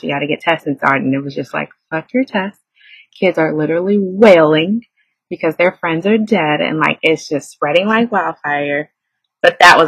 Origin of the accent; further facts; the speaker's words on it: New York City, New York, United States; As a New Yorker, you tune out noise